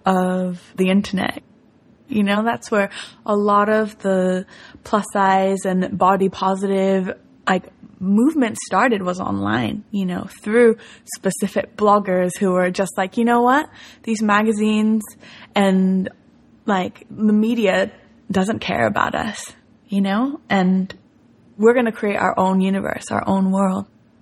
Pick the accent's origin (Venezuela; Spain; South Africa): Spain; also born or lived in Tokyo, Japan; I lived in Tokyo till I was 11 years old. And after that, I grew up in Spain, so I had two completely different childhood experiences.